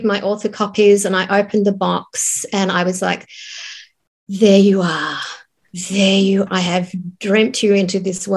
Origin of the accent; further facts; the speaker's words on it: Tasmania, Australia; moved away as an adult; also born or lived in Sydney; I was living in Sydney because I grew up in Tasmania